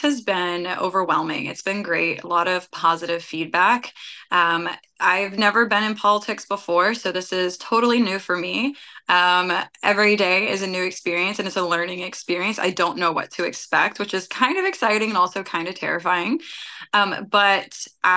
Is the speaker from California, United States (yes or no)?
no; Ashland City, Tennessee, United States; also born or lived in Syracuse, New York / Bellevue, Tennessee / Hermitage, Tennessee / Murfreesboro, Tennessee; growing up in Ashland City, I spent a lot of time in Clarksville